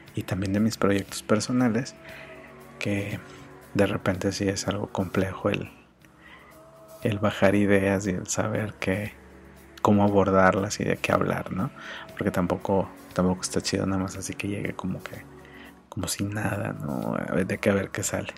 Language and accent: Spanish; Mexico; como mexicanos